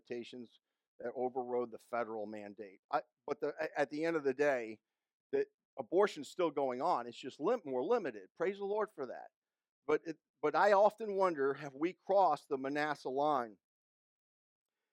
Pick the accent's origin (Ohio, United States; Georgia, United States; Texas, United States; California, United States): Georgia, United States; I'm from Georgia.